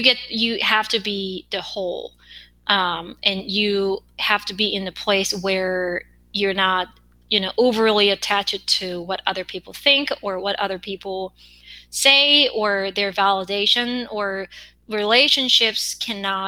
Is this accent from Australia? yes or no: no; South Korea; accent: Korean; English is a second language; I have an accent as a Korean.